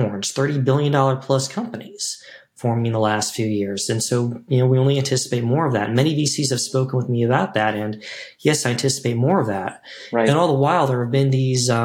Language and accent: English; Chicago, Illinois, United States; as a Chicagoan